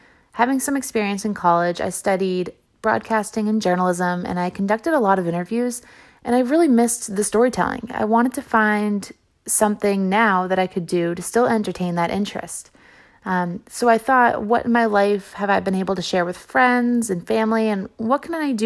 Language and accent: English; Barnstable, Massachusetts, United States; growing up in Barnstable, we had striped bass almost every night in the summer.